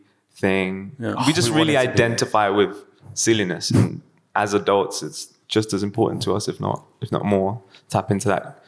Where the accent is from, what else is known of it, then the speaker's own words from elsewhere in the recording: Ilford, London, United Kingdom; And growing up, like in Ilford, you know, at times it was really mundane, at times it was really colorful, and at times it was like quite psychedelic almost